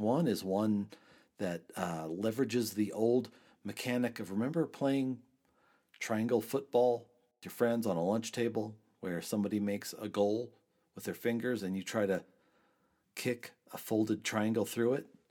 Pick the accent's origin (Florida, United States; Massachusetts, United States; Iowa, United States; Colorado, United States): Colorado, United States; Trinidad; my hometown of Trinidad, Colorado